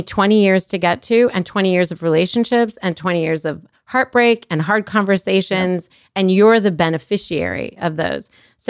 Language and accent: English; Colorado, United States; I'm from Colorado too. How have we not made this connection? Colorado, like by way of Egypt, but that's a whole other conversation.